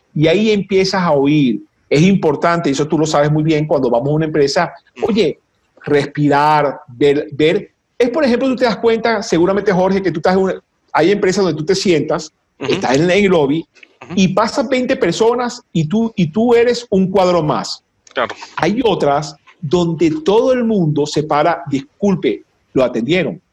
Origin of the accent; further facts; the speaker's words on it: Venezuela; los venezolanos, vamos a, poner, gentilicios, no somos, yo estoy convencido que no somos latinoamericanos, somos caribeños.